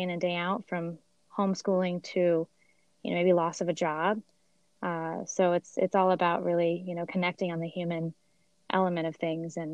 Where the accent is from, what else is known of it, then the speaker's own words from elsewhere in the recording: Sweden; moved away; I'm actually from Sweden